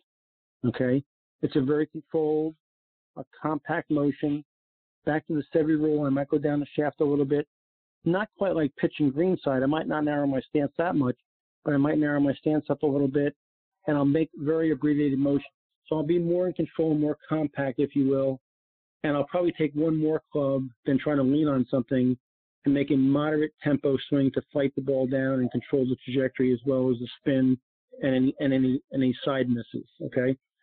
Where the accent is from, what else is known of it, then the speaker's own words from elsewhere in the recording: New York, United States; also born or lived in Florida; now in Naples, United States; especially in Florida in Eastern Long Island, where I played some of my golf growing up in New York.